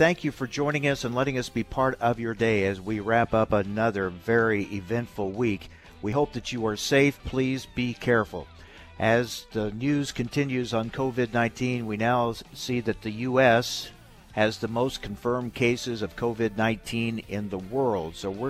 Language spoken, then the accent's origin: English; Jacksonville, Illinois, United States; my hometown of Jacksonville, Illinois.